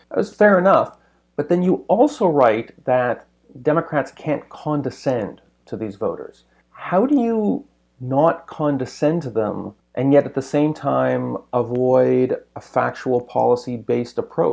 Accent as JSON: {"language": "English", "country": "Canada", "said": "as a Canadian"}